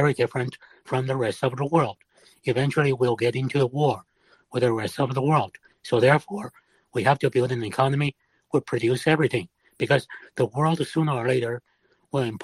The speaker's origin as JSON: {"language": "English", "region": "Shanghai", "country": "China", "first_language": "Shanghainese", "second_language": "English", "moved": "yes", "said": "I'm from Shanghai."}